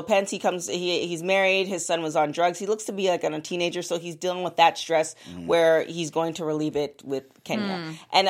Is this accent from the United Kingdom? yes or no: no; Canada; I'm Canadian.